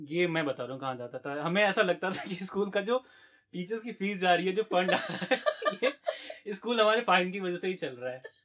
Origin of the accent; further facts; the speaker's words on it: Varanasi, Uttar Pradesh, India; moved away; also born or lived in Delhi; मैं भी बनारस से हूँ